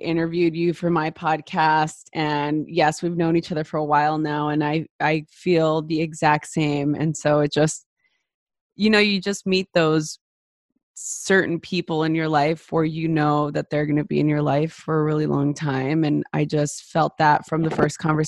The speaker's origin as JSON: {"language": "English", "town": "Los Angeles", "region": "California", "country": "United States", "tie": "born or raised there", "said": "I grew up in East Los Angeles during the LA riots"}